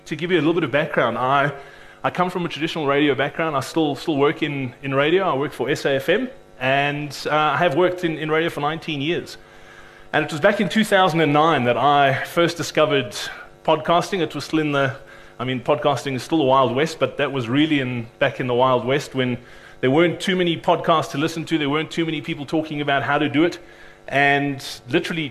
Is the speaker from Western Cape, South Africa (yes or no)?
yes; Cape Town, Western Cape, South Africa; I'm actually from Cape Town